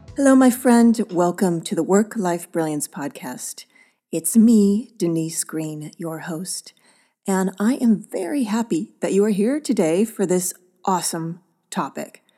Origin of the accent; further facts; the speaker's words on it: Oakland, California, United States; my hometown of Oakland